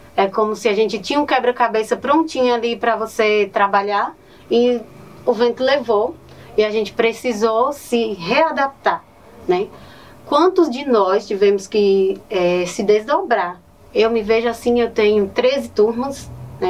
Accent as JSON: {"language": "Portuguese", "region": "Northeast Region", "country": "Brazil", "accent": "nordestino", "moved": "yes", "said": "Amo meu sotaque nordestino"}